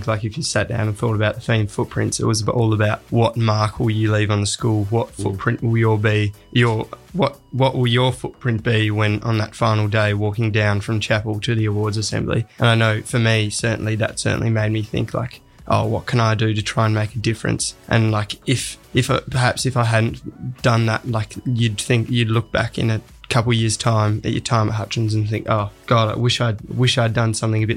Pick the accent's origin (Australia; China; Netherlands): Australia; Geeveston, Tasmania; also born or lived in Hobart, Australia; I came from Geeston, a small primary school down there.